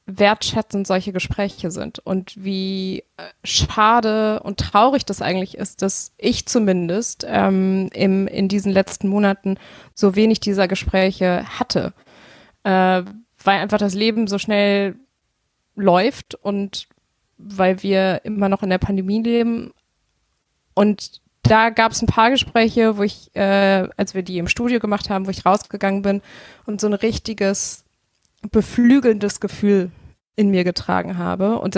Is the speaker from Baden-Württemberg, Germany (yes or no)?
no; Bonn, North Rhine-Westphalia, Germany; ich bin in Bonn aufgewachsen. Ich habe das natürlich alles irgendwie miterlebt.